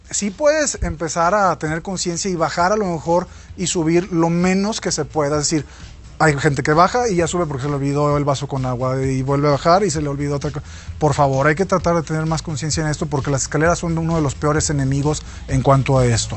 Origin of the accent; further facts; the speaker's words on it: Mexico; como buen mexicano